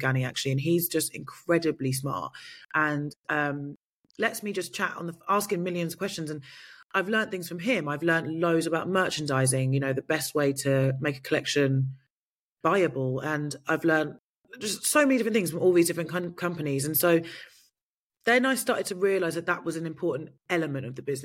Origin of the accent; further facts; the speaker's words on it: United Kingdom; I'm British